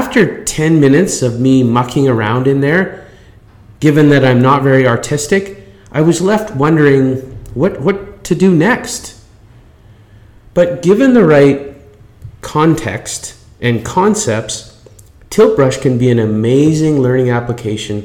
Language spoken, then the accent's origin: English; Canada; I'm Canadian